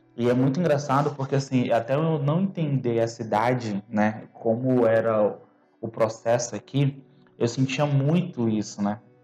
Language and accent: Portuguese; Belém, Pará, Brazil; moved away as an adult; now in Campinas, Brazil; sou de Belém do Pará